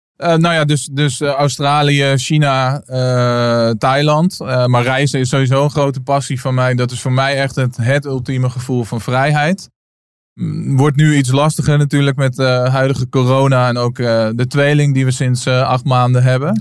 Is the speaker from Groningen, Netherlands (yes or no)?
no; Naarden, North Holland, Netherlands; ik ben opgegroeid in, eh, in midden, Midden-Nederland. Ik kom uit Naarden, een klein plaatsje in het Gooi